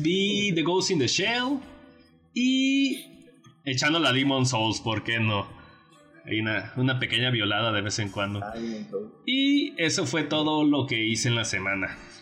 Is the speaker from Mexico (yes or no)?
yes; Querétaro, Mexico; nosotros somos de Querétaro